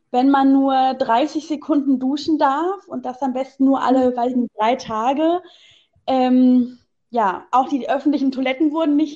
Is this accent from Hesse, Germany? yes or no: yes; Hesse, Germany; now in Essen, Germany; Ich bin tatsächlich gebürtige Essenerin, bin dann aber ähm, ja relativ früh schon weggezogen, bin dann in Hessen aufgewachsen, da zur Schule gegangen